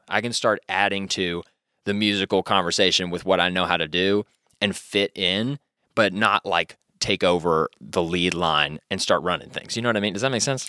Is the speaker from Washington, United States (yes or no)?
no; Louisville, Kentucky, United States; I grew up around Iroquois Park. Iroquois Park was kind of my stomping grounds area